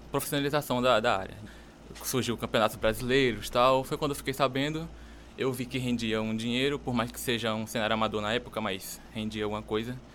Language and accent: Portuguese; Rio de Janeiro, Brazil; also born or lived in Paraíba; lá nos meus 6, 7 anos, quando eu me mudei da Paraíba para o Rio de Janeiro